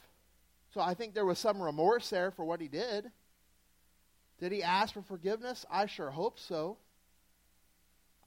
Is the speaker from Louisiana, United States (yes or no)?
yes; Southeast Louisiana, United States; moved away; I'm from Southeast Louisiana